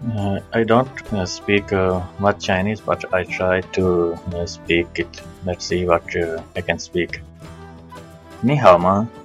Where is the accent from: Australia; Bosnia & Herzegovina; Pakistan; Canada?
Pakistan; Gujranwala, Punjab; moved away as an adult; now in Shenyang, China; I come from Pakistan and uh, my hometown name is uh, Gujranwala.